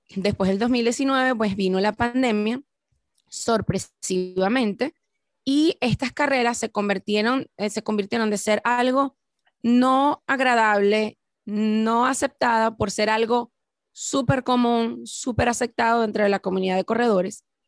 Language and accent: Spanish; Venezuela; somos ambos venezolanos